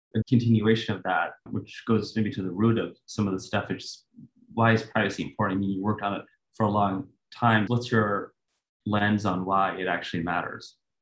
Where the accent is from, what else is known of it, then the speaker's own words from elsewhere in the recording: Sweden; moved away; I'm originally from Sweden